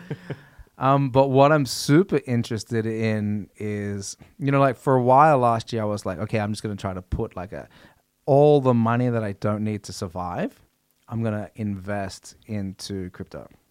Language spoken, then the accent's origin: English; Australia; growing up in Australia